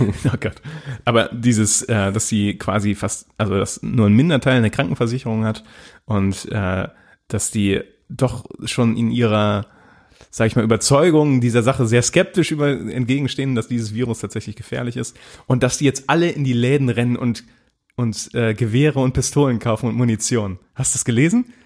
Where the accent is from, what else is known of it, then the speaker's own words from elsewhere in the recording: Germany; wir als Deutsche